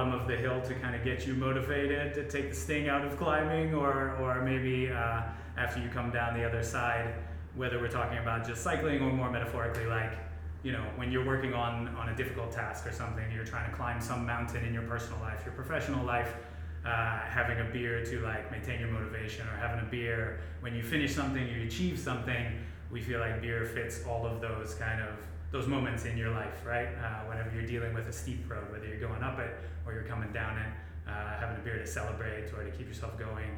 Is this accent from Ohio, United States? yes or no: yes; Ohio, United States; now in Tokyo, Japan; I'm from Ohio